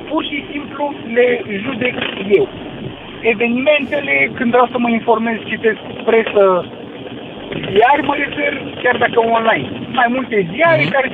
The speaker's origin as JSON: {"language": "Romanian", "town": "Cluj-Napoca", "region": "Cluj County", "country": "Romania", "said": "eu sunt din Cluj cu oraș universitar și sunt chiar și universitar."}